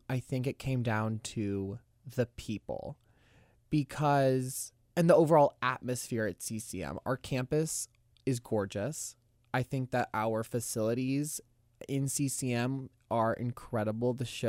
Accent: Tallahassee, Florida, United States; Well, I have a really close connection to Florida State since I'm from Tallahassee.

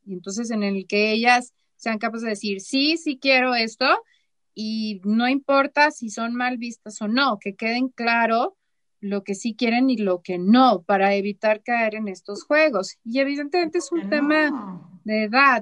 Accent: Chihuahua, Mexico; moved away as an adult; also born or lived in Mexico City; yo soy de Chihuahua, ¿no? Allá la gente somos como muy claros

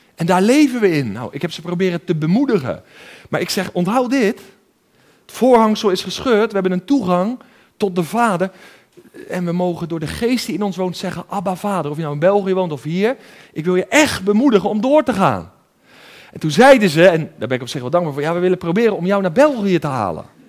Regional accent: 's-Gravenzande, South Holland, Netherlands; ik ben opgegroeid in Schravenzand in het Westland, eh, een beetje tussen Den Haag en Hoek van Holland

